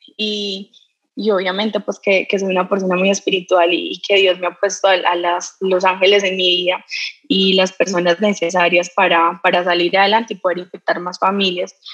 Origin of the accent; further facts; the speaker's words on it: Colombia; los colombianos somos echados para adelante, somos berracos